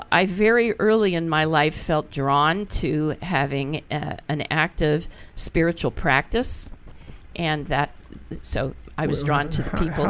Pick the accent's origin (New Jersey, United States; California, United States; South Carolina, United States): New Jersey, United States; Beach Haven; I grew up a lot of my early years in Beach Haven, New Jersey.